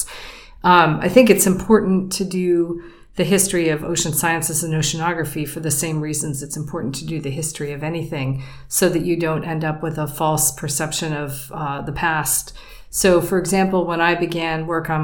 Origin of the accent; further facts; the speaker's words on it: Pennsylvania, United States; moved away as an adult; I grew up in Pennsylvania on Lake Erie